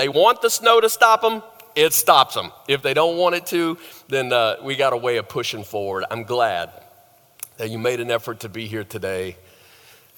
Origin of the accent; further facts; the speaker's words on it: the South, United States; moved away as an adult; I grew up in the South